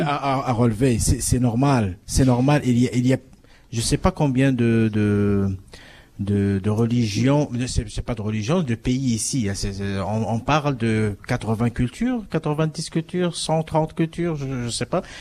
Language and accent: French; Morocco; moved away as an adult; now in Toronto, Canada; je suis du Maroc, de l'Afrique. je suis venu ici en 2000